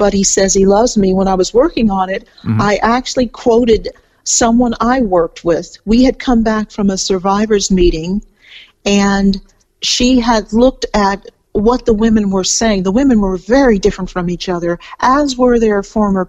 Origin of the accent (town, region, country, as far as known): California, United States; moved away as an adult; now in Melbourne, Australia